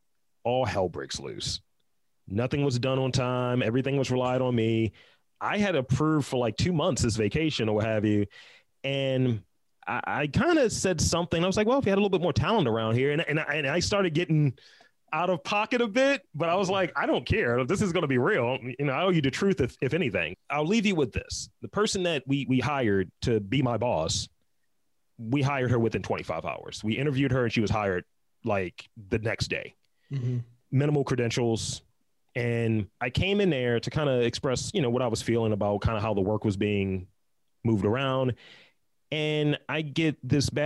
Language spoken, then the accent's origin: English; Baltimore, Maryland, United States; I'm from Baltimore, East Side